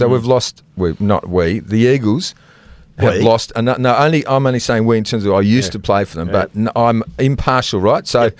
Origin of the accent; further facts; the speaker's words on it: Canberra, Australian Capital Territory, Australia; now in Perth, Australia; I was from Canberra